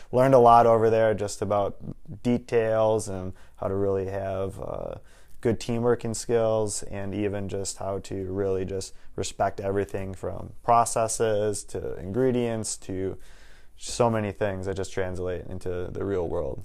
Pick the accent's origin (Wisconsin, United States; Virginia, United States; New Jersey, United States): Wisconsin, United States; Waukesha; also born or lived in Minnesota; born and raised in Waukesha, Wisconsin